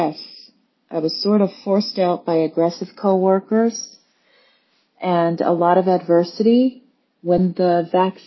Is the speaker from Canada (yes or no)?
no; New York City, New York, United States; I am a native New Yorker